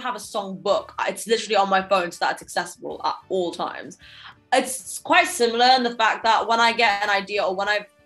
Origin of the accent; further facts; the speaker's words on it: London, United Kingdom; growing up in London, obviously I started my music career at quite a young age